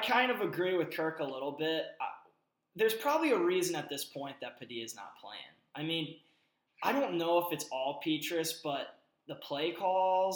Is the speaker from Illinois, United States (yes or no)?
no; Missouri, United States; I was a Missouri guy and that I was from Missouri